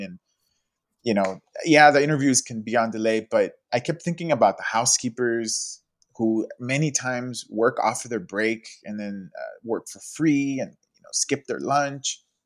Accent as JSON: {"language": "English", "town": "Los Angeles", "region": "California", "country": "United States", "tie": "born or raised there", "said": "I've grown up in the city my whole life"}